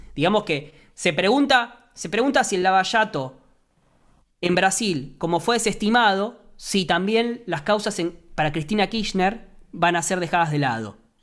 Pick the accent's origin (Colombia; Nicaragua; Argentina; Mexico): Argentina; en Argentina